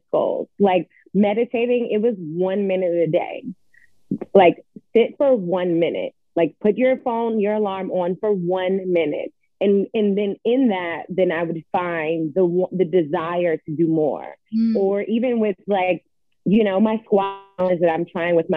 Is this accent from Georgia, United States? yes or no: yes; Atlanta, Georgia, United States; moved away as an adult; also born or lived in New York; now in Los Angeles, United States; I grew up in Atlanta, Georgia